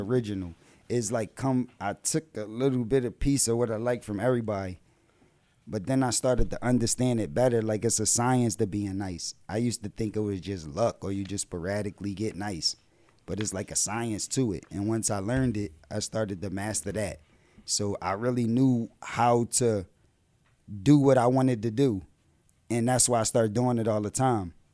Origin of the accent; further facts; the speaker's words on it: Philadelphia, Pennsylvania, United States; also born or lived in New Jersey; I was still down North Philly. That's where I'm from, North Philadelphia